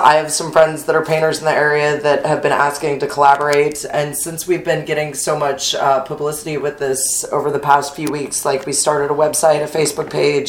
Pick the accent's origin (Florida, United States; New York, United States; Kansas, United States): Kansas, United States; Topeka; moved away as an adult; also born or lived in Fort Worth, Texas / Chicago / Las Vegas / Northern California; now in New Orleans, United States; born and raised in Topeka, Kansas. I left after graduating high school.